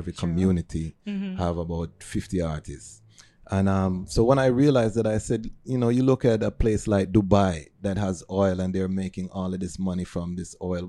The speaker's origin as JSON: {"language": "English", "town": "Toronto", "region": "Ontario", "country": "Canada", "tie": "born or raised there", "also_born_or_lived": "Jamaica", "said": "being born in Jamaica, I grew up in Toronto."}